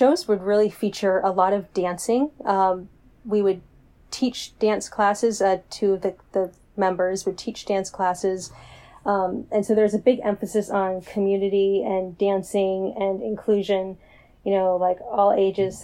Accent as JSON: {"language": "English", "region": "Maine", "country": "United States", "tie": "born or raised there", "moved": "as an adult", "lives_now": "Chicago, United States", "said": "I grew up in Maine"}